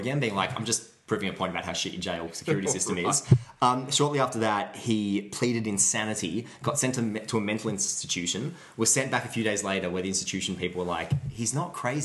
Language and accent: English; Mansfield, Victoria, Australia; I grew up in Mansfield